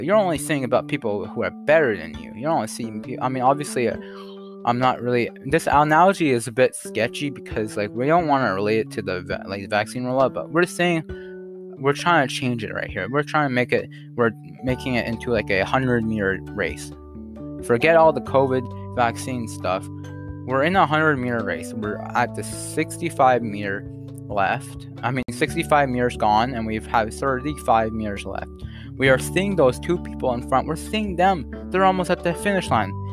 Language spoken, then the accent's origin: English; Canada; I'm not American.